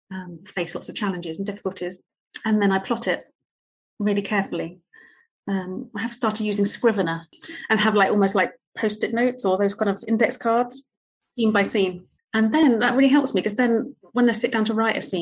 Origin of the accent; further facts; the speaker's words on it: Potters Bar, East of England, United Kingdom; I grew up in Potter's Bar, which was this small town outside of London.